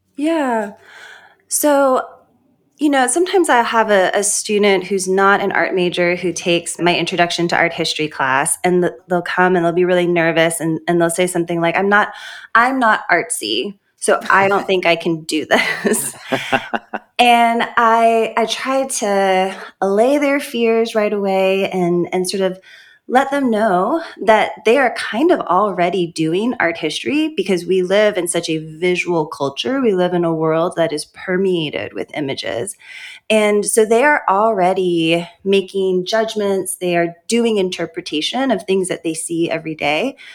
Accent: Honolulu, Hawaii, United States; also born or lived in St. Louis, Missouri; now in Lookout Mountain, United States; I was born in Honolulu, Hawaii, in a Christian biracial home

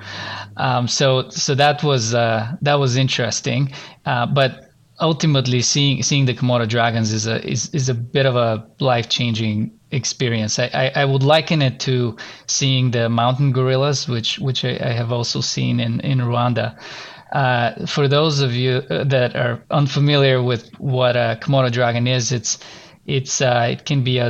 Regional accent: Bulgaria; moved away as an adult; now in Canada; I'm gonna go back to my home country and visit my family

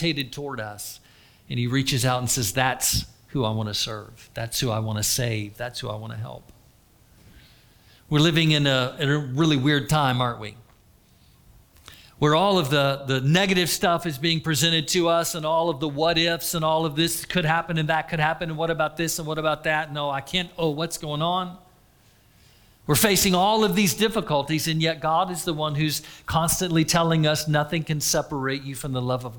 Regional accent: Florida, United States; I was raised in Florida

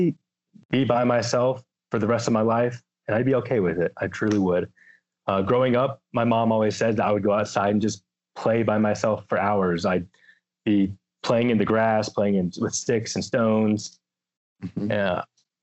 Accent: Lumpkin County, Georgia, United States; moved away as an adult; now in Washington, United States; So I grew up in Georgia. I grew up in Lumpkin County

